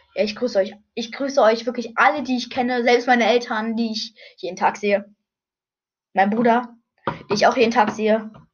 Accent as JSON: {"language": "German", "region": "Brandenburg", "country": "Germany", "tie": "born or raised there", "said": "ich bin in Brandenburg in einem Krankenhaus geboren worden. Ja, und ich lebe jetzt gerade noch in Brandenburg."}